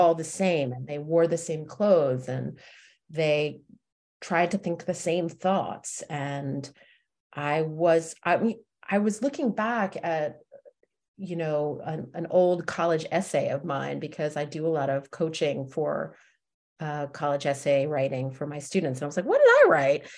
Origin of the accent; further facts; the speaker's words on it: Westfield, New Jersey, United States; I grew up in suburban Jersey, in Westfield, New Jersey